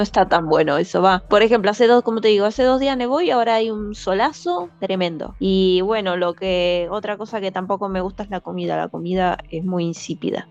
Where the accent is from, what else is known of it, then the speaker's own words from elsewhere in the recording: Buenos Aires, Argentina; moved away as an adult; now in Iceland; Yo, yo emigré acá como argentina